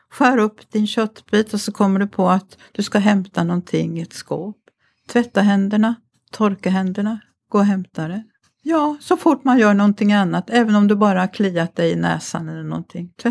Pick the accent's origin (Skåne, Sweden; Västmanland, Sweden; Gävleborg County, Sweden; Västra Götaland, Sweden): Västra Götaland, Sweden; Mariestad; moved away; also born or lived in Grythyttan; jag kommer ju från Mariestad som ligger i Västergötland